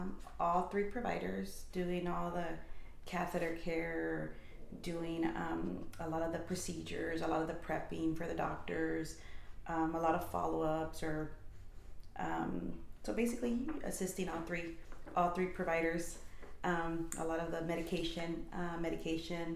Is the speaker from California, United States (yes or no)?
yes; Bay Area, California, United States; we were all born and raised in the Bay Area